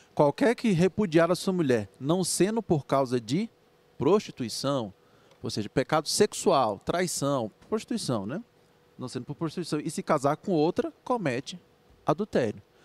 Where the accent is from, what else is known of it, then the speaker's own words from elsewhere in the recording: Brazil; nós como brasileiros que somos